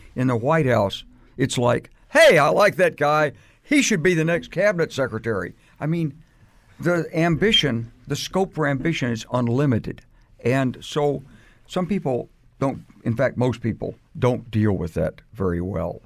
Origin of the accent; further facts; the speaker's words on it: United States; I say this as an American who served this country